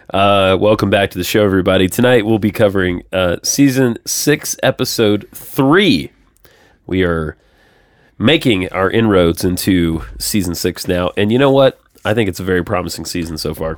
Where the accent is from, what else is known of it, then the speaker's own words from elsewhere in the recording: Georgia, United States; now in Nashville, United States; I'm from Georgia